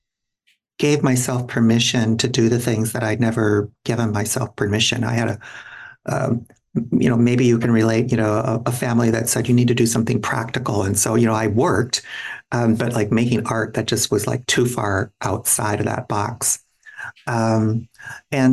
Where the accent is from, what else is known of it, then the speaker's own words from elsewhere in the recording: Minneapolis, Minnesota, United States; moved away as an adult; now in San Francisco, United States; I grew up in and around the Twin Cities.